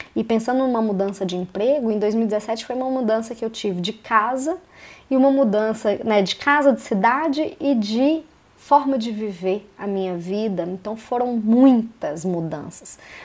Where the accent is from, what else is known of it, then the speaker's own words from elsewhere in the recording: Belo Horizonte, Minas Gerais, Brazil; moved away as an adult; now in Curitiba, Brazil; Eu sou de Belo Horizonte, em Minas Gerais, mas em 2017 eu me mudei para Curitiba